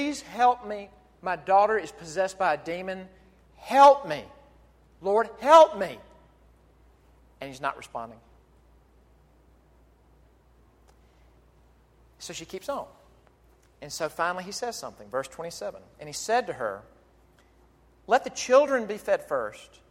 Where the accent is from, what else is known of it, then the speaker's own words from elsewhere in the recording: Jackson, Mississippi, United States; my hometown of Jackson, Mississippi.